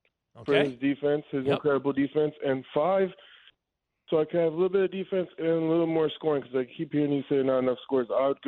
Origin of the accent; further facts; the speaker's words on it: Chicago, Illinois, United States; now in Indiana, United States; I'm from Chicago, so I'm a Bulls fan.